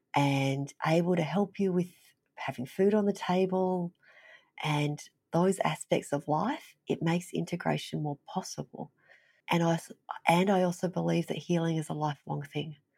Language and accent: English; Melbourne, Victoria, Australia; moved away as an adult; also born or lived in Vietnam; now in Fairbanks, United States; I was raised in Melbourne, it was a big city